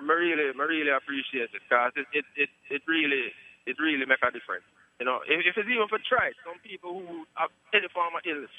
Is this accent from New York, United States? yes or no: yes; Poughkeepsie, New York, United States; You Charlie is from upstate New York.